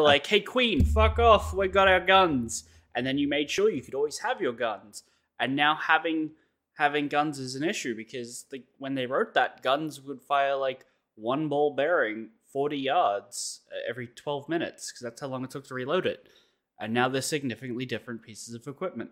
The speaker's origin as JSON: {"language": "English", "country": "Australia"}